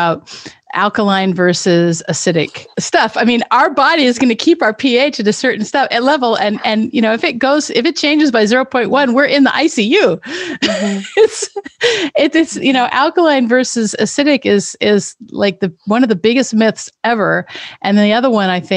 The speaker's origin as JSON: {"language": "English", "town": "Richland", "region": "Washington", "country": "United States", "tie": "born or raised there", "moved": "yes", "said": "I grew up in Richland, Washington"}